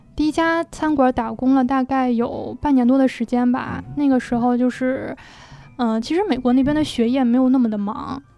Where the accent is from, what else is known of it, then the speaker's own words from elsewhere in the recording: Beijing, China; 像我是北京人，我在北京待了这么多年了